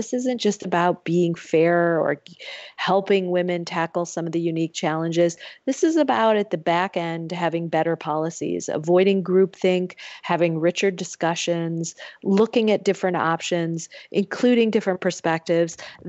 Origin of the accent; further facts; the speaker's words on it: Michigan, United States; I get questions when I go home to my home state of Michigan